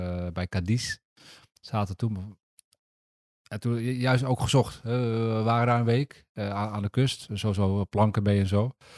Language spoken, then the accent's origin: Dutch; Netherlands; we zijn Nederlanders